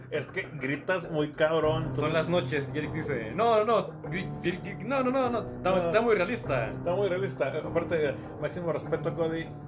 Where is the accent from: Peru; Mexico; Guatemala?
Mexico; Somos mexicanos